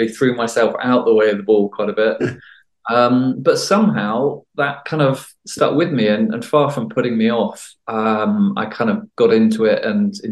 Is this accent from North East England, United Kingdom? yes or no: no; Somerset, South West England, United Kingdom; now in Yorkshire, United Kingdom; originally I'm actually from Somerset